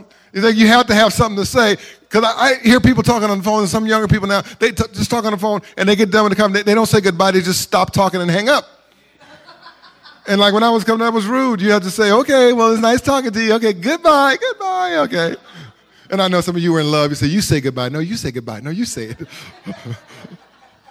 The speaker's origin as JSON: {"language": "English", "town": "Carson", "region": "California", "country": "United States", "tie": "born or raised there", "said": "growing up in Carson"}